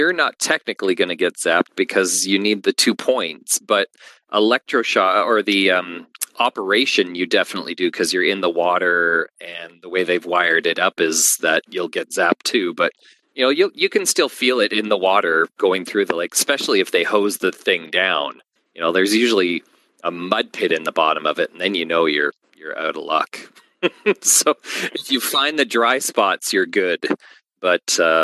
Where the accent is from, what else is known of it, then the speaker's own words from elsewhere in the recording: Canada; I'm from Canada too